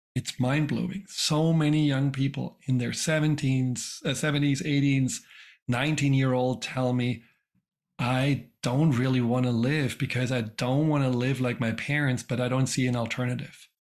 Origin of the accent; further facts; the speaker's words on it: Germany; moved away; I grew up in Germany